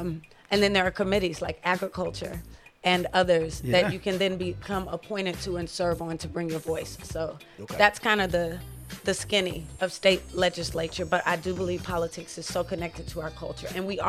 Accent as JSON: {"language": "English", "town": "Atlanta", "region": "Georgia", "country": "United States", "tie": "born or raised there", "said": "So I'm a District 55 native. I was born and raised in Southwest Atlanta."}